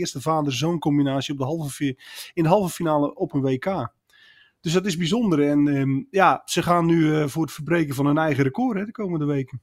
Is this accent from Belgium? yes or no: no; Netherlands; als Nederlander